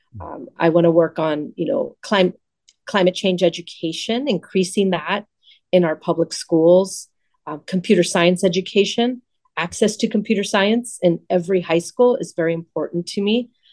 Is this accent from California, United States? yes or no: yes; Los Angeles, California, United States; I grew up in Pacoima, a little bit north of here